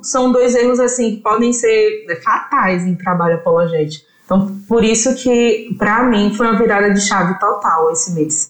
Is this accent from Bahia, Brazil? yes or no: yes; Tanquinho, Bahia, Brazil; also born or lived in Feira de Santana; estou gravando com vocês de Feira de Santana, mas eu sou de Tanquinho, né? É uma cidade que é do interior do interior do interior da Bahia